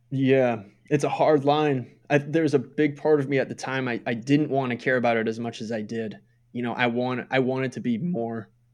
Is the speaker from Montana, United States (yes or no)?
no; Minnesota, United States; moved away as an adult; I moved away from Minnesota in two thousand eight